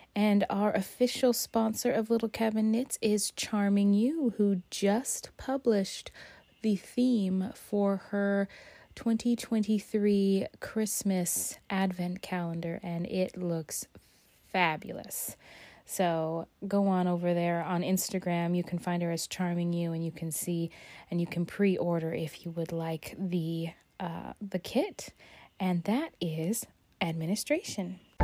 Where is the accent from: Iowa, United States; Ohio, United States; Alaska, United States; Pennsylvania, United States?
Alaska, United States; I'm an explorer of my home state of Alaska